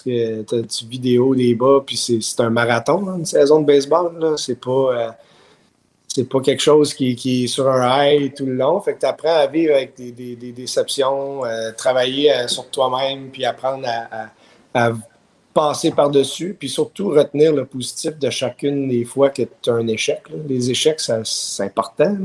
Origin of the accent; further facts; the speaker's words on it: Montreal, Quebec, Canada; also born or lived in Ottawa, Ontario; I'm from Montreal, but euh, tu sais, j'ai grandi à Ottawa aussi.